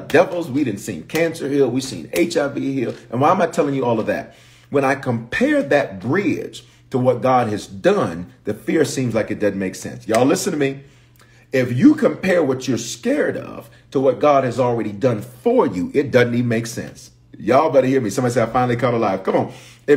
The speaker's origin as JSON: {"language": "English", "town": "Memphis", "region": "Tennessee", "country": "United States", "tie": "born or raised there", "also_born_or_lived": "Denver, Colorado", "said": "I was born in Denver, but reared in Memphis"}